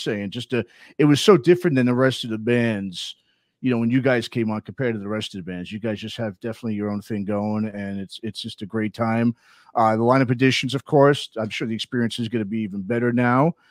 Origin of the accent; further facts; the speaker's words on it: New York, United States; now in California, United States; I grew up in New York